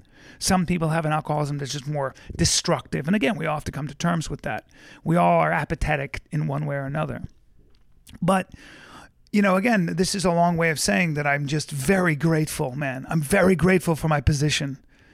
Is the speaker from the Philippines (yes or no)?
yes; Philippines; born there; also born or lived in India / Lebanon / Pakistan; I grew up all over the world. I was born in the Philippines. I lived in India, Calcutta and Bombay, which is now Mumbai. I then moved to Lebanon. I then moved to Pakistan. I then moved back to Lebanon